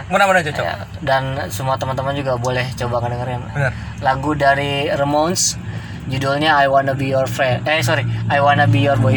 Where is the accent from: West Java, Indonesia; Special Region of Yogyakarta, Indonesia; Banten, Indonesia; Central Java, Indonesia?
West Java, Indonesia; Bogor; kedua gue anak Bogor